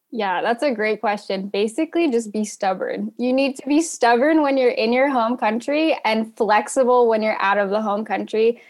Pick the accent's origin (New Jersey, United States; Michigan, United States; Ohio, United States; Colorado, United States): Ohio, United States; rural; I also grew up really wanting to leave my hometown. I'm from rural Ohio